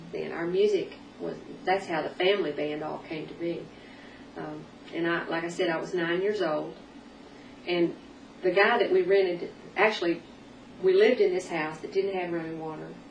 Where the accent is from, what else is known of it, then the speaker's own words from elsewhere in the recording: Arkansas, United States; also born or lived in North Texas / Nashville, Tennessee; now in Tennessee, United States; I'm originally from North Texas, mm-hmm. but uh, lived most of my growing up years in Arkansas